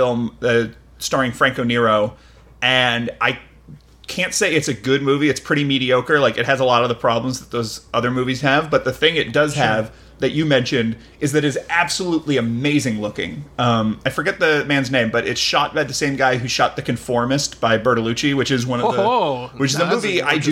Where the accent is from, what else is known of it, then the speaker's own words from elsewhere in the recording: United States; a American audience member